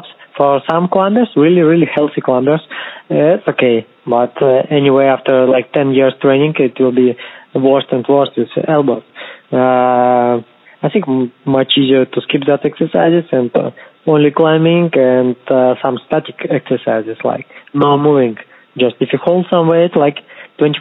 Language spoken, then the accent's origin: English; Kazakhstan; English is a second language; moved away; also born or lived in Moscow, Russia; originally I'm from Kazakhstan. I just study in Russia, in Moscow, but I have a Russian passport right now